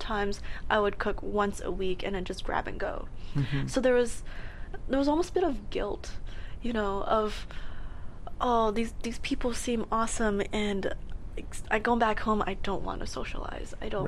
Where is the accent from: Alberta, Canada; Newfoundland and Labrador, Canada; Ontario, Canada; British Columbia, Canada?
Alberta, Canada; Edmonton; moved away as an adult; I came here for university, mm-hmm. and I love the city. It's gorgeous. There's no snow. I came from Edmonton, where there was minus 40 degrees plus windshield.